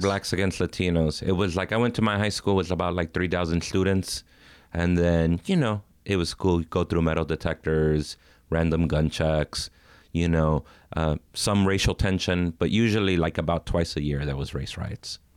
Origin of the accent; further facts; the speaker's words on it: Inglewood, California, United States; also born or lived in South Central Los Angeles; now in East Hollywood, Los Angeles, United States; I grew up in Inglewood and lived in South Central